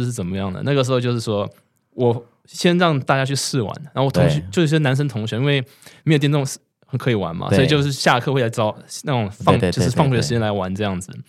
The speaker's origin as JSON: {"language": "Chinese", "country": "Taiwan", "tie": "born or raised there", "said": "因为我记得我小时候在台湾嘛，对不对？那完全没有零用钱"}